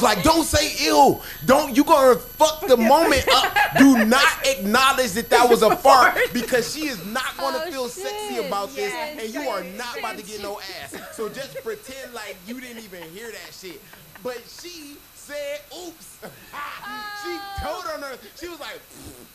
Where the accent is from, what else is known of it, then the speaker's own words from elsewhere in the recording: Detroit, Michigan, United States; moved away; I'm from Detroit, and I usually go home 2 to 3 times a year